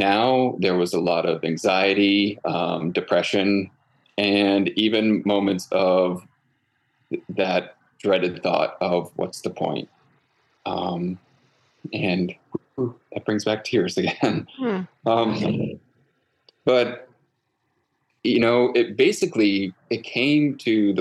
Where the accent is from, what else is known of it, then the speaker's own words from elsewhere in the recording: Connecticut, United States; moved away as an adult; also born or lived in Central Coast of California; now in California, United States; I grew up in Connecticut